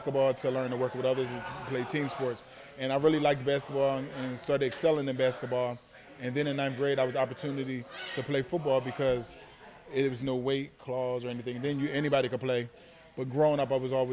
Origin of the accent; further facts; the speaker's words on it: New Jersey, United States; moved away as an adult; now in Miami, United States; because I grew up in South Jersey and Philly was right across the bridge too.